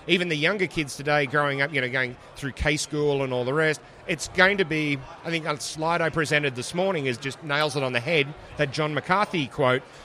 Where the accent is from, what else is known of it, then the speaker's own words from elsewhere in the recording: Australia; accent: Australian; moved away as an adult; also born or lived in Seattle, United States / Toronto, Canada / Ottawa, Canada; now in Atlanta, United States; my stupid australian accent